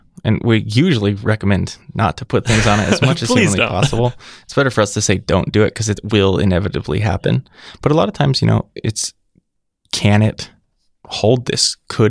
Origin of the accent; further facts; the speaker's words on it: California, United States; California. But I was going to art school in Colorado.